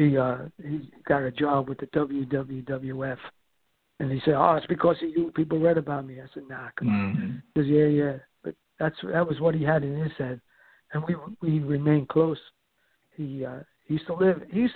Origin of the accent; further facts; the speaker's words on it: New York City, New York, United States; I'm Italian from Brooklyn